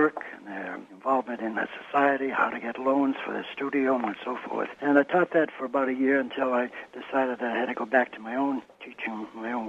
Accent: Boston, Massachusetts, United States; moved away; also born or lived in Texas; I grew up in Brighton, Massachusetts. That's a suburb of Boston

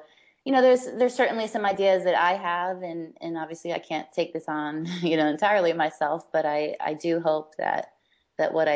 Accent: United States; although I'm based in New York and although I'm American

